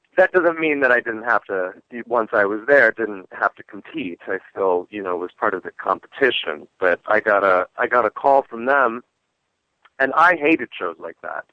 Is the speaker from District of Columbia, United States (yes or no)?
yes; Washington, District of Columbia, United States; also born or lived in Great Falls, Virginia; now in Los Angeles, United States; I was born in the District of Columbia